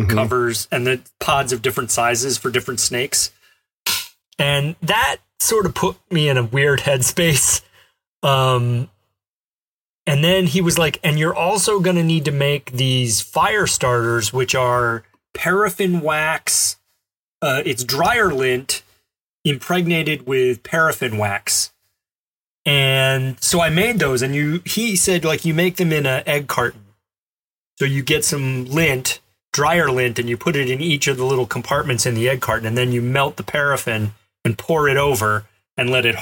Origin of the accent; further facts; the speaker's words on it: Alabama, United States; I grew up in Alabama, and I did some camping there